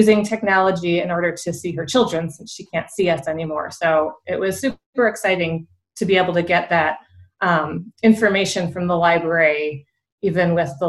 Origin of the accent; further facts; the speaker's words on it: Niles, Illinois, United States; I have been using the Niles Library my entire life. I grew up here in Niles, and then as an adult, I moved back and continue to use the library.